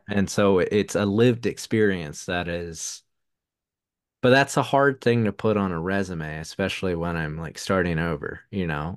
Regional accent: the South, United States; accent: Southern; my Southern accent

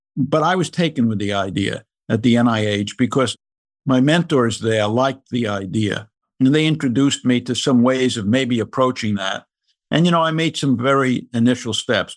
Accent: New York City, New York, United States; moved away as an adult; also born or lived in Maryland / Massachusetts / North Carolina; I grew up in the Bronx in the nineteen forties and nineteen fifties

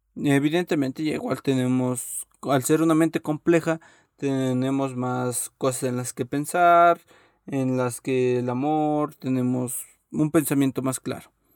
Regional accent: Mexico; soy mexicano

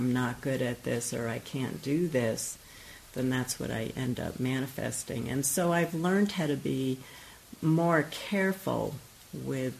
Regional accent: New York, United States; I grew up in New York

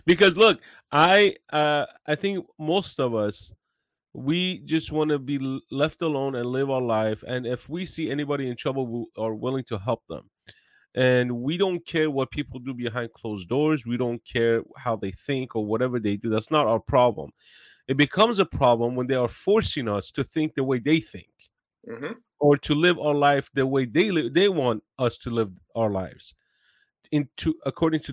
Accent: Iran; English is a second language; now in United States; I have white skin, but I'm from Iran

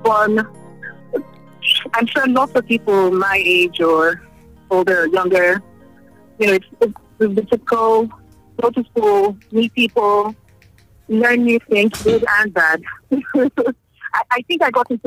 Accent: Nigeria; I'm from Nigeria.

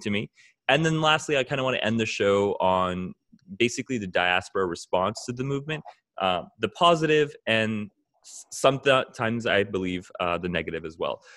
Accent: Alabama, United States; accent: American; also born or lived in Haryana; I also grew up in the West, not necessarily Toronto, but uh, a small town in Alabama.

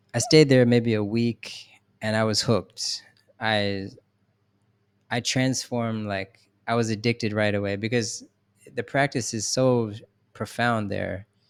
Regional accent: Philadelphia, Pennsylvania, United States; I'm from Philadelphia

